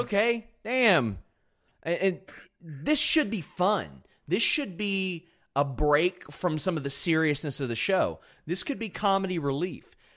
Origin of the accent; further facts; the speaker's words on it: Kentucky, United States; I'm from Kentucky.